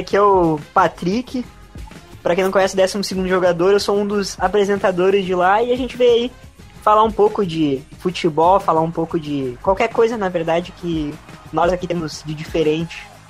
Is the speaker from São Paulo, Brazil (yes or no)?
no; Rio Grande do Sul, Brazil; a gente fala com pessoas de outros estados aqui e, e falam que o nosso sotaque é muito puxado